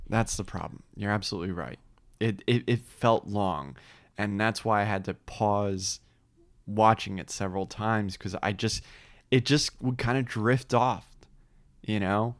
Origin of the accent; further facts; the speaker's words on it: New Jersey, United States; moved away; I did live in New Jersey